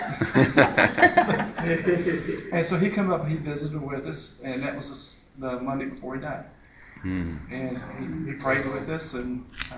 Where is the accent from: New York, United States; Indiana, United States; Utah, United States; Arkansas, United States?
Indiana, United States; Jasper; now in Owensboro, United States; we're from Jasper